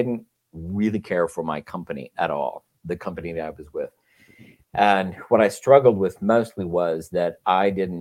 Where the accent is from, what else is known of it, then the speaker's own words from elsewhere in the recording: Texas, United States; moved away as an adult; also born or lived in Chicago; now in California, United States; I grew up in Texas, grew up Catholic